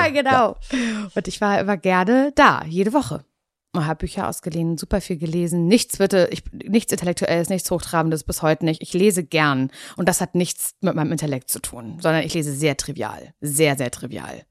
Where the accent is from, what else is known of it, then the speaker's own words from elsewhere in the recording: Parchim, Mecklenburg-Vorpommern, Germany; moved away as an adult; also born or lived in Berlin; Ich komme ja aus Parchim. Ich bin ja. auch wieder zurück nach Parchim gezogen.